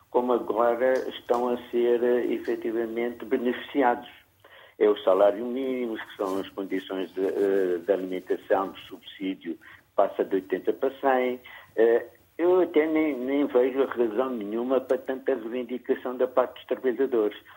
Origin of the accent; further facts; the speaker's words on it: Angola; eu, como angolano